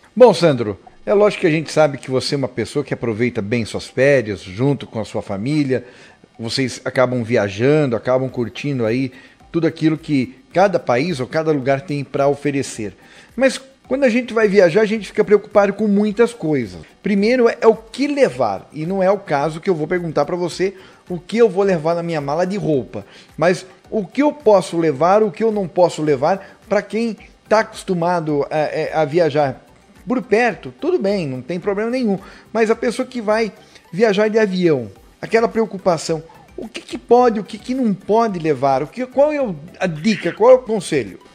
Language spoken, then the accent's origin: Portuguese; Brazil